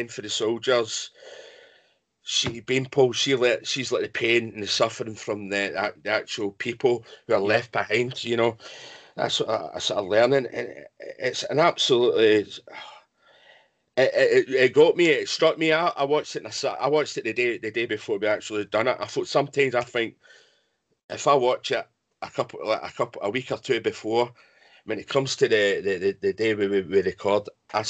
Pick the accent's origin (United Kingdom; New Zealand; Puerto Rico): United Kingdom; Scotland; I'm Scottish